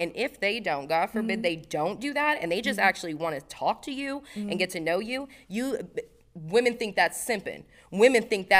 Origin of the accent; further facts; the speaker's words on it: Las Vegas, Nevada, United States; Oh, I grew up in Vegas.